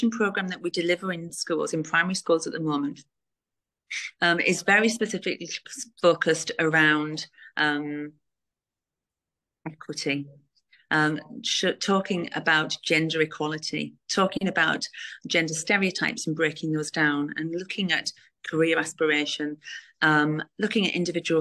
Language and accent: English; Middlesbrough, North East England, United Kingdom; from Middlesbrough